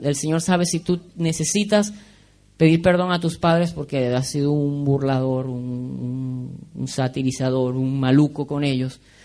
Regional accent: Venezuela; moved away; en Venezuela decimos kikiriwiki

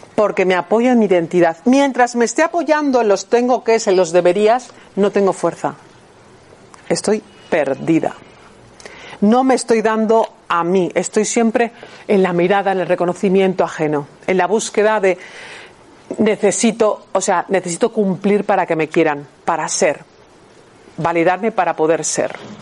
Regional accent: Bilbao, Basque Country, Spain; moved away as an adult; also born or lived in Barcelona; a los 18 años cuando me fui de Bilbao a Barcelona a estudiar diseño de moda

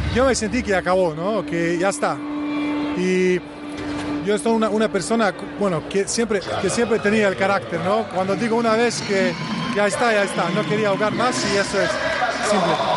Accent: Bosnia & Herzegovina; Spanish is a second language; also born or lived in Vitoria, Spain; yo vivo en Bosnia ahora, en mi país, vivo ah, en, la ciudad donde nació

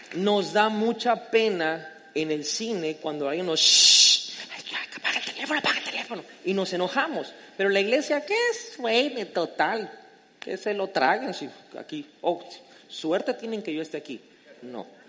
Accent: Mexico; yo amo mi tierra de México, soy mexicano con todo el orgullo

